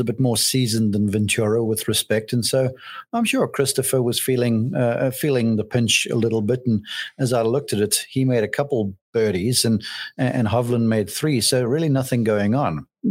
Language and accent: English; South Africa; I would lean towards the two Australians, even though I'm South African deep down.